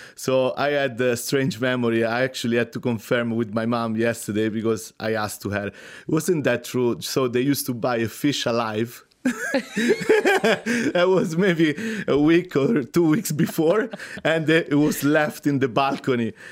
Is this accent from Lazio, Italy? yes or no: yes; Rome, Lazio, Italy; moved away; I'm from Rome